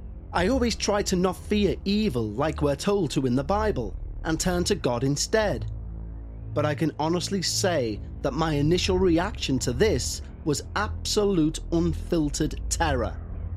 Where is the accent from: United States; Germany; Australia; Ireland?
Ireland; As I mentioned at the start, I'm an Irish traveller, and for 1,000 years, generation after generation of my ancestors have roamed the roads, lanes, boreens and byways of this country